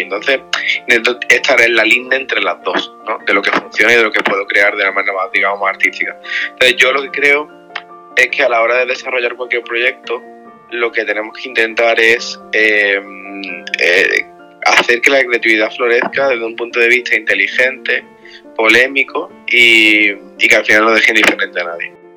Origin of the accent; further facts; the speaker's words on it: Spain; yo soy de España